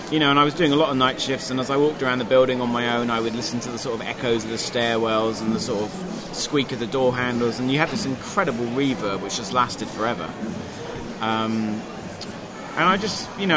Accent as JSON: {"language": "English", "town": "Carlisle", "region": "North West England", "country": "United Kingdom", "tie": "born or raised there", "moved": "yes"}